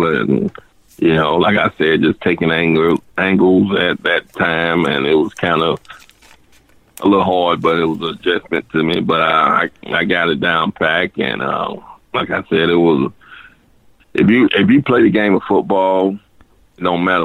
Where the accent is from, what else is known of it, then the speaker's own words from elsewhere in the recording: Dothan, Alabama, United States; I'm from Dothan